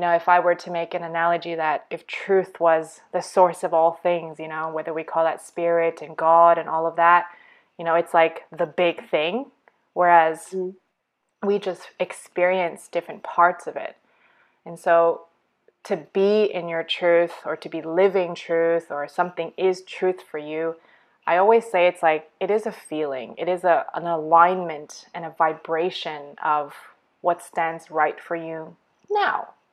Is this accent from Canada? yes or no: yes; Canada; moved away as an adult; also born or lived in Abu Dhabi, United Arab Emirates / Eastern Europe; now in Australia; I'm born and raised in Canada to immigrant parents from China